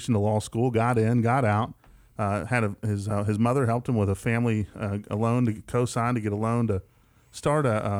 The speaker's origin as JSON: {"language": "English", "region": "West Virginia", "country": "United States", "tie": "born or raised there", "moved": "yes", "lives_now": "West Tennessee, United States", "said": "growing up in West Virginia"}